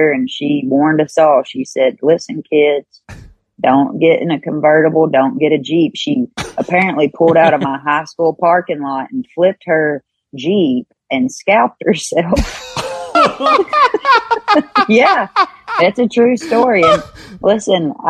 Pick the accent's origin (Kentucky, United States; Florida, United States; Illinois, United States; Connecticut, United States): Kentucky, United States; born or raised there